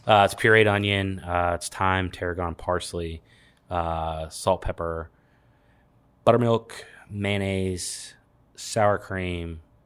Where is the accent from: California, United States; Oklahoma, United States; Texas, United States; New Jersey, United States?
California, United States; Los Angeles; moved away; I grew up in Los Angeles